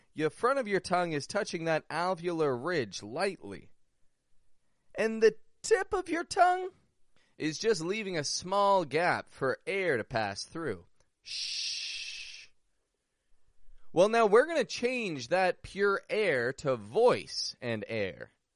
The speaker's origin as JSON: {"language": "English", "town": "Toronto", "region": "Ontario", "country": "Canada", "also_born_or_lived": "Mexico", "moved": "yes", "said": "I'm from Toronto, from Canada"}